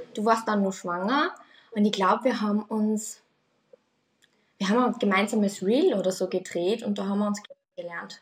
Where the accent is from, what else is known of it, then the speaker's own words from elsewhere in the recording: Austria; ich komme aus Österreich